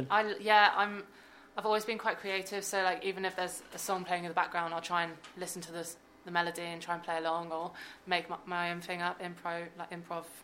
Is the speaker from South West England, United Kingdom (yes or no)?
yes; South West England, United Kingdom; now in Birmingham, United Kingdom; yeah, so I'm from Devon, and I studied the violin since I was seven years old. Then I moved